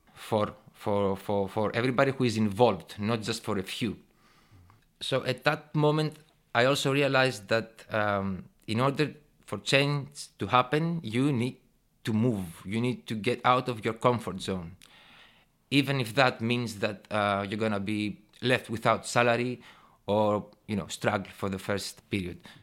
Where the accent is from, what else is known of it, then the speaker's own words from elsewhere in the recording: Thessaloniki, Central Macedonia, Greece; also born or lived in England / Brighton; I was born and raised in Thessaloniki, Greece